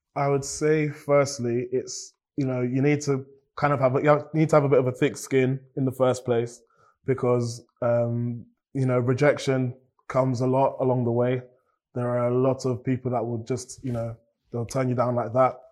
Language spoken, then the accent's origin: English; Cambridge, East of England, United Kingdom; I've grown up in Cambridge and I'm grateful for all of these things. And I've also grown up in a Nigerian household